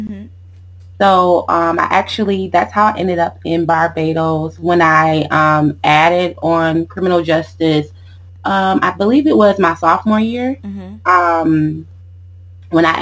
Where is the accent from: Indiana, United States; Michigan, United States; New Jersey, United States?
Michigan, United States; Lansing; moved away as an adult; now in Atlanta, United States; I am from Lansing, Michigan. I currently live in Atlanta